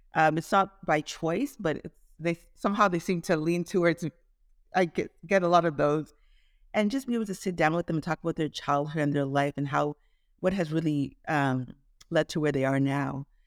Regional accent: Toronto, Ontario, Canada; moved away as an adult; also born or lived in Nigeria / Caribbean / Shreveport, Louisiana; now in Dallas-Fort Worth, United States; I was born in Nigeria, um, grew up in Toronto, Canada

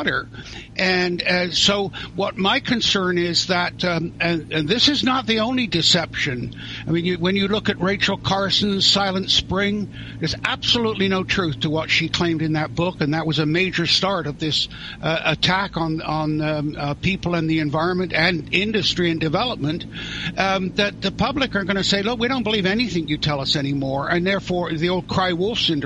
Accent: near Stonehenge, South West England, United Kingdom; now in Canada; I was born in England near Stonehenge, so I always put Druid down in the religious section of the government form. Never got called. But I emigrated to Canada

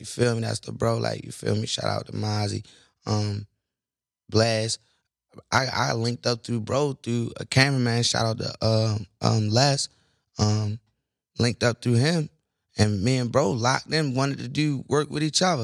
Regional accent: Baltimore, Maryland, United States; I'm from Baltimore

